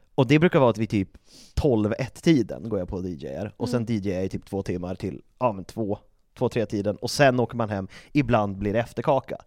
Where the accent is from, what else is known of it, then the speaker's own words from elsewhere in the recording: Uppsala, Uppsala County, Sweden; jag kommer från Uppsala